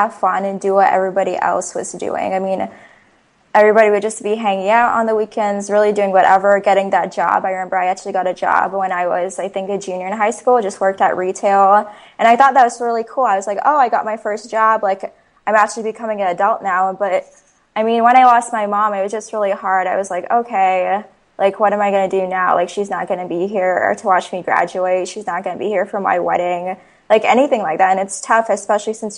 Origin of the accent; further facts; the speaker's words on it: Ames, Iowa, United States; I was born and raised in Ames, Iowa. So I went to school here, elementary, middle